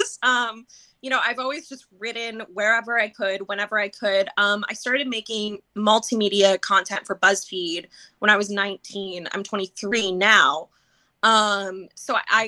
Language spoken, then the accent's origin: English; Baltimore, Maryland, United States; moved away as an adult; now in New York, United States; I am originally from Baltimore, Maryland